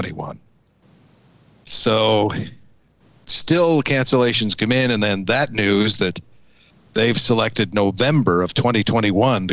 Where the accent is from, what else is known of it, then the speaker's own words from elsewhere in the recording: Canada; the Canadian in the group